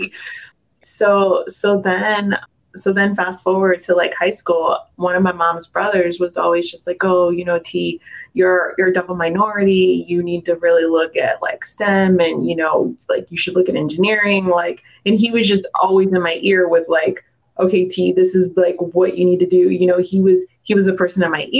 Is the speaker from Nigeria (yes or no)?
no; Delaware, United States; I was born in Delaware.